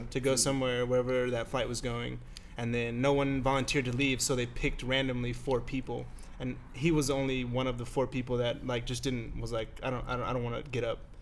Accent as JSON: {"language": "English", "town": "Fort Worth", "region": "Texas", "country": "United States", "moved": "as an adult", "lives_now": "San Jose, United States", "said": "Jesus and I are both from uh, Fort Worth. We're from Texas"}